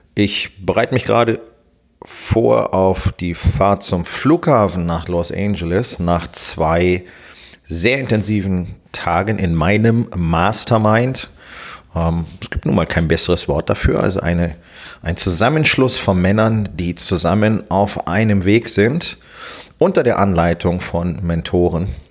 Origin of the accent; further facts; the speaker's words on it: Germany; bei uns in Deutschland